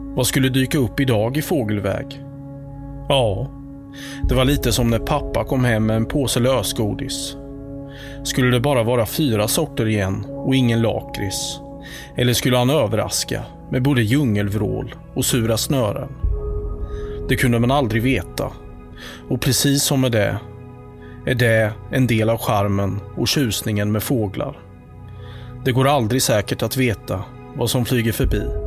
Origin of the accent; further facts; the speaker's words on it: Halland County, Sweden; som hallänning